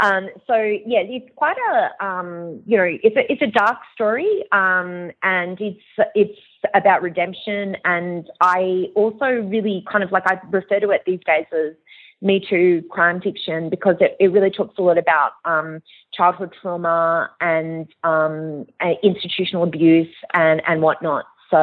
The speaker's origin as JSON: {"language": "English", "town": "Long Island", "region": "New York", "country": "United States", "tie": "born or raised there", "said": "I grew up partly in America, and I grew up in Long Island, and this is where this crime had occurred."}